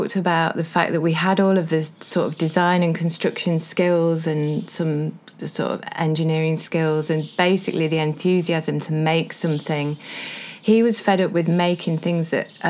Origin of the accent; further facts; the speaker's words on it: Sandiacre, East Midlands, United Kingdom; also born or lived in London; I was brought up in Sandyacre, which is near here